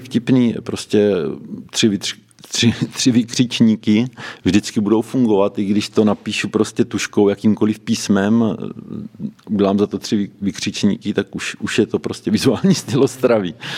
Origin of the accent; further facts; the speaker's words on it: Boskovice, South Moravian Region, Czechia; u nás v Boskovicích